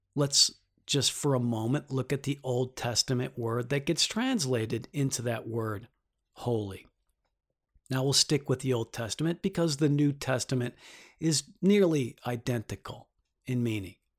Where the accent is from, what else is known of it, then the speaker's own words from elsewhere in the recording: Detroit, Michigan, United States; now in New York, United States; I'm from Detroit